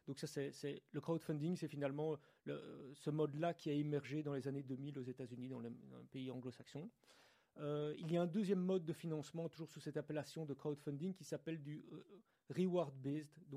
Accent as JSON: {"language": "French", "town": "Brussels", "region": "Brussels-Capital Region", "country": "Belgium", "said": "Je suis de Bruxelles, oui."}